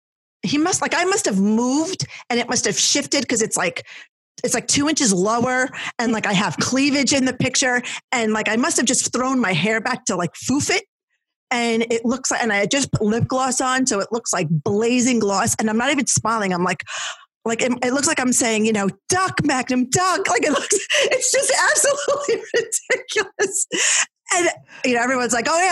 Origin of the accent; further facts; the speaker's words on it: New Jersey, United States; I was a Jersey blonde, girl